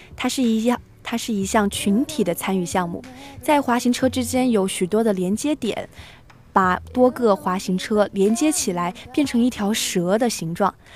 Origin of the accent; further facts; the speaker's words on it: southern China, China; 身在南方，其实很少能够看到下雪的时候